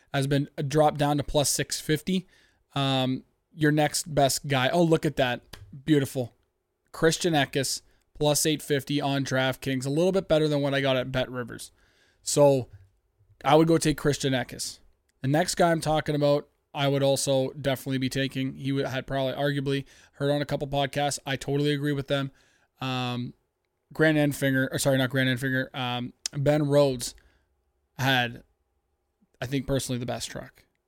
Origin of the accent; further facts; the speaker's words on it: Canada; I'm from Canada